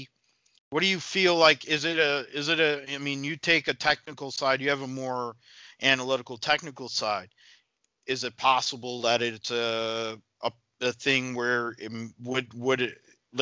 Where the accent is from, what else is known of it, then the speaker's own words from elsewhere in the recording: India; Because I think about Narain Karthikeyan for me as an Indian guy, you know